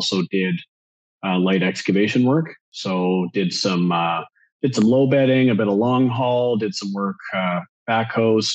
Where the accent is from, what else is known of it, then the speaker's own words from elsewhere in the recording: Vancouver Island, British Columbia, Canada; Vancouver Island up in Canada